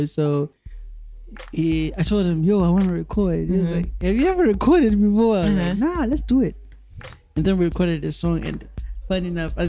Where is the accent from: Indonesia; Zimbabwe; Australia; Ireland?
Zimbabwe; Mvurwi, Mashonaland Central; also born or lived in Kuruwe, Muzarabani, Zimbabwe; So that's where I was born. You know, I grew up there. And then we moved to Mvurwe.